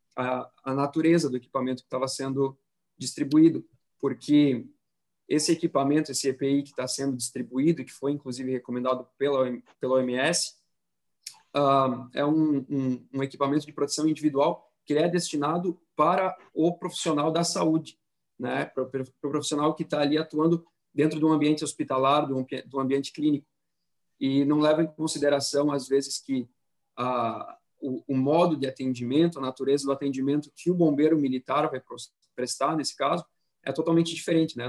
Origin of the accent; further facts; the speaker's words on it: Florianópolis, Santa Catarina, Brazil; Eu sou aqui de Florianópolis também